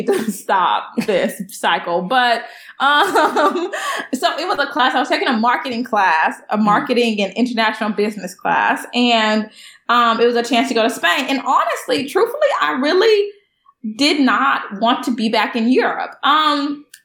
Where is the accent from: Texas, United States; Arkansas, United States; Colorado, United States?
Texas, United States; Beaumont; moved away as an adult; now in Los Angeles, United States; I'm from Beaumont, Texas, which is really very close to the border of Louisiana